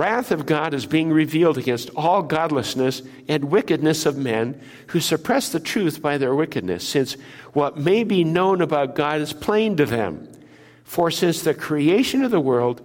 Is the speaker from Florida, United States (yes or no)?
no; Minnesota, United States; moved away; I grew up in Minnesota